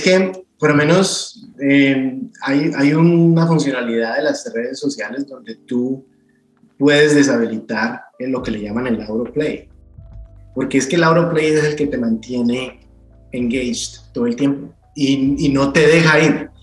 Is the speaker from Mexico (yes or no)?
no; Cali, Valle del Cauca, Colombia; moved away as an adult; now in United States; cuando estaba creciendo, creciendo en Santa Elena